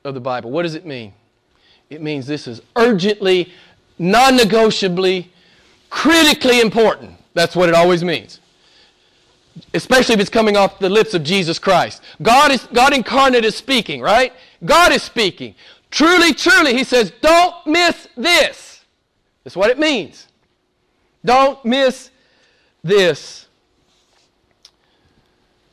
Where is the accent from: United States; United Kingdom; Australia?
United States; I'm an American